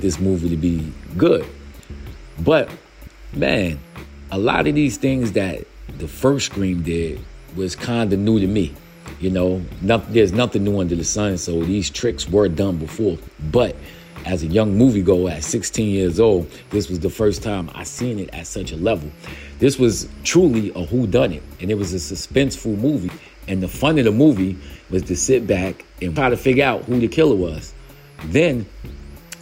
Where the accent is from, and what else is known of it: United States